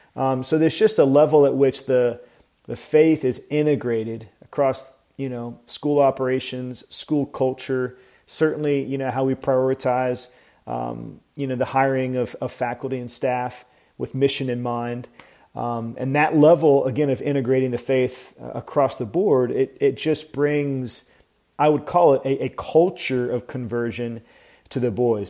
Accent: Atlanta, Georgia, United States; moved away as an adult; also born or lived in Nashville, Tennessee; now in Tampa, United States; I grew up in Atlanta

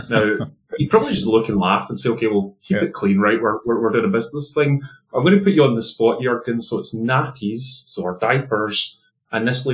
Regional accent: Scotland, United Kingdom; accent: Scottish; now in London, United Kingdom; my accent is originally Scottish

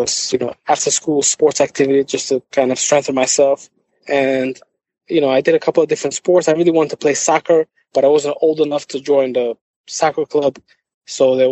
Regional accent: New York, United States; also born or lived in Odessa, Ukraine; I was born in Odessa, Soviet Union at that time. Then it became Ukraine. My family immigrated to the United States in 1991. When I was 9 years old, we came to Brooklyn, New York

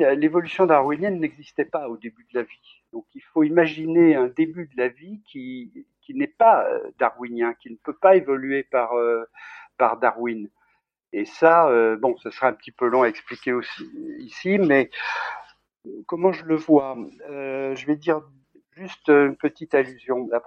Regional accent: Bourg-Saint-Maurice, Auvergne-Rhône-Alpes, France; born there; Je suis né à Bourg-Saint-Maurice. Ah. ma mère était de Bozelle, qui est le village juste en dessous de Courchevel. Et euh, moi, moi, j'ai pas vécu vraiment là-bas, mais j'y étais très souvent.

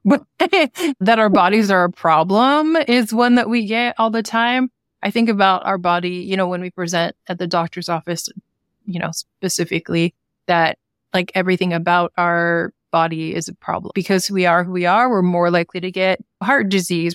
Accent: Sacramento, California, United States; also born or lived in Oregon / Oakland; I grew up in Sacramento

